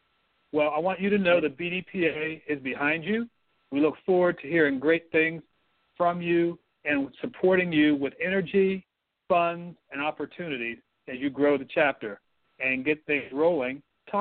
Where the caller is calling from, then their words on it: Houston, Texas, United States; I am calling in from Houston, Texas.